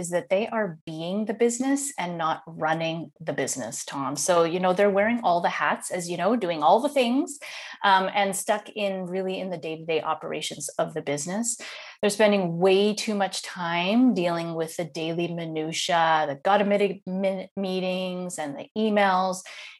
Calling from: Netherlands; So today I am calling in from Holland in the Netherlands.

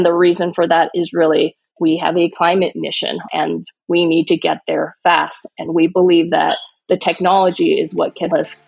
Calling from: California, United States; So I'm dialing in from the Bay Area, Silicon Valley, in California.

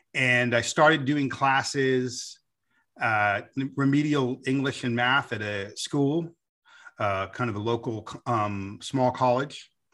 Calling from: United States; I'm phoning in from America

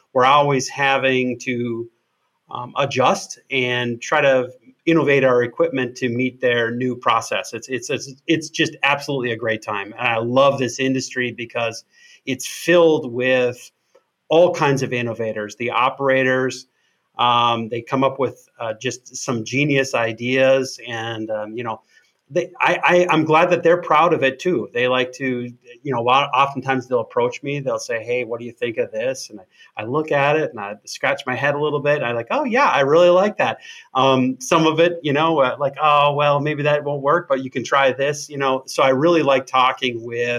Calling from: Wisconsin, United States; I'm calling in from Wisconsin.

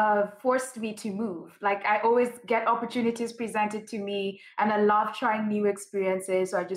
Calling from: Dallas, Texas, United States; I am live here from Dallas, Texas, in the U.S.

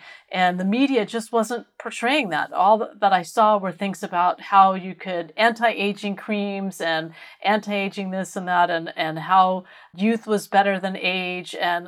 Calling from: San Luis Obispo, California, United States; I am in San Luis Obispo, California, which is halfway between Los Angeles and San Francisco.

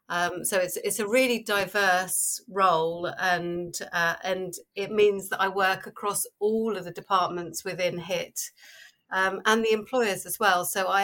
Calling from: Warsash, South East England, United Kingdom; Today I am in a little village called Warsash, which is Southampton, so at the bottom of the country.

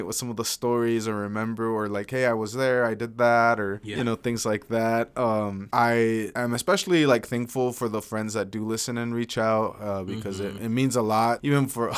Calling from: Nampa, Idaho, United States; And I'm reporting from Nampa, Idaho.

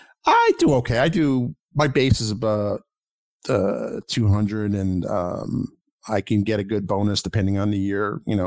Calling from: Baltimore, Maryland, United States; I'm calling from the Baltimore area, Baltimore, D.C. area.

